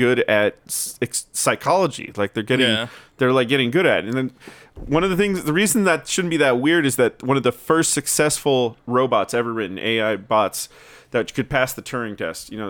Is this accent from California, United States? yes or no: yes; Southern California, United States; I'm from Southern California